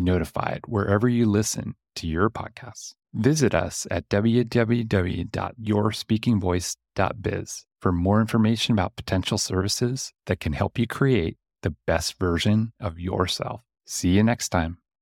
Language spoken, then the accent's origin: English; Pennsylvania Dutch country, United States; growing up in Pennsylvania Dutch country